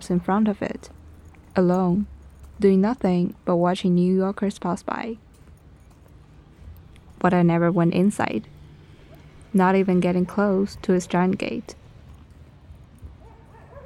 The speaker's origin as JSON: {"language": "English", "country": "China", "tie": "born or raised there", "also_born_or_lived": "North Carolina, United States", "second_language": "English", "moved": "yes", "lives_now": "New York City, United States", "said": "I'm from China, because I was born there."}